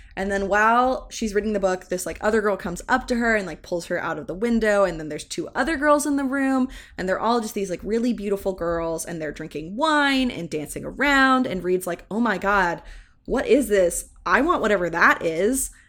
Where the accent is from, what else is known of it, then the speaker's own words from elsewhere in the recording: the South, United States; growing up in the South